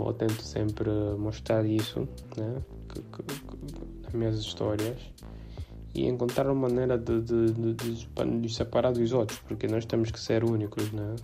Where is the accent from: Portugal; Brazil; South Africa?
South Africa; born or raised there; now in Angola